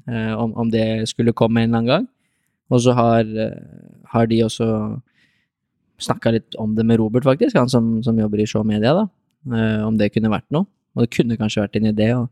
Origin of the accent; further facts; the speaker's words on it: Lier, Buskerud, Norway; also born or lived in Drammen / Reistad, Lier; Jeg eh, var født og oppvokst på Tramby, i hvert fall deler av livet